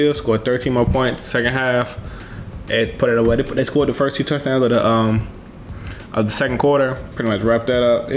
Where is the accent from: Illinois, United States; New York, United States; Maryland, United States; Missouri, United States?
Maryland, United States; Baltimore; I'm from Baltimore